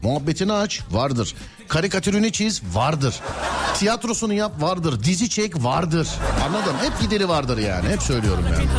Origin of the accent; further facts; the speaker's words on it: Istanbul, Turkey; 40 yıllık İstanbulluyum ben